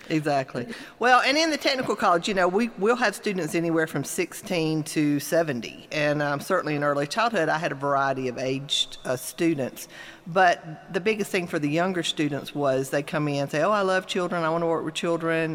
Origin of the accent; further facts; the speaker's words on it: Mississippi, United States; moved away as an adult; also born or lived in Gainesville, Florida; now in Georgia, United States; I grew up in Mississippi